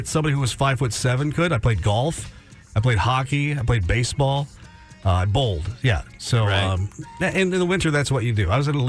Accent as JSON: {"language": "English", "region": "Midwest", "country": "United States", "moved": "yes", "said": "I'm from the Midwest"}